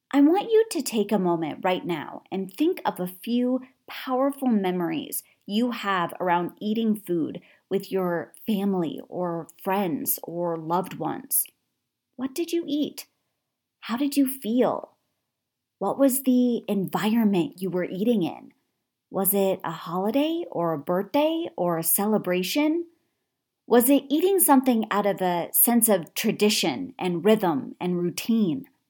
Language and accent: English; Connecticut, United States; I grew up in Connecticut